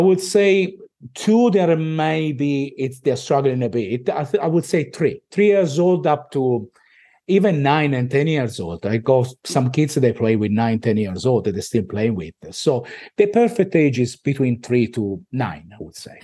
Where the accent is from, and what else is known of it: Italy; accent: Italian; moved away as an adult; now in Australia